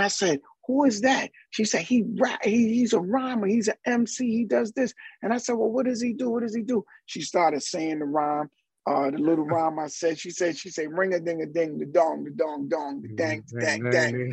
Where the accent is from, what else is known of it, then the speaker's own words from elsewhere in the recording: New York City, New York, United States; also born or lived in Barbados; as a kid, I would go back and forth from Barbados to Harlem, and then my family locked it down in Harlem, and Harlem, growing up around Apollo